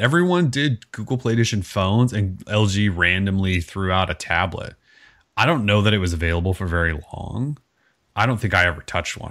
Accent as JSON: {"language": "English", "region": "Montana", "country": "United States", "tie": "born or raised there", "moved": "yes", "said": "I grew up in Montana"}